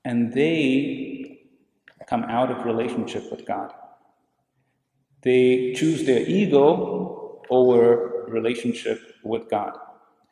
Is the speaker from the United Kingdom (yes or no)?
no; India; I grew up in India